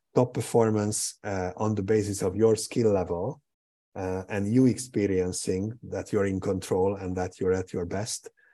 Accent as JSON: {"language": "English", "country": "Hungary", "tie": "born or raised there", "also_born_or_lived": "Portugal", "said": "I was born in Hungary. Um, uh, my my uh, my main residence is in Budapest or just outside of Budapest"}